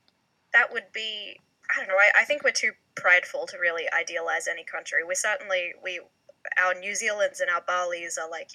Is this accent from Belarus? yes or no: no; Australia; I'm Australian